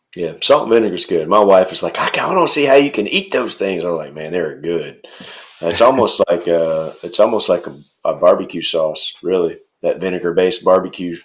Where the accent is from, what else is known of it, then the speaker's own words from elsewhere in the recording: North Middle Tennessee, United States; moved away; I'm from Middle Tennessee, like North Middle Tennessee.